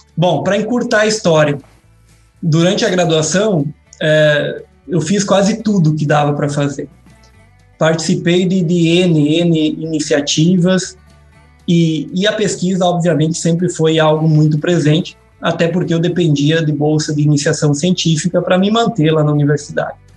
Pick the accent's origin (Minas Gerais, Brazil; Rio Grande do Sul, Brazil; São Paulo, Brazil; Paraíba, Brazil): Rio Grande do Sul, Brazil; Erechim; moved away as an adult; now in Piracicaba, Brazil; eu sou é, natural lá de Erechim, do interior de Erechim, no norte do estado do Rio Grande do Sul